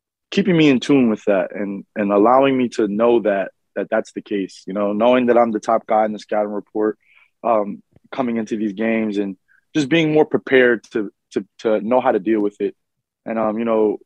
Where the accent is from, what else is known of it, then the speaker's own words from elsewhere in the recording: New York, United States; being a local kid, I grew up always being around the Garden. I was a ball boy for the Knicks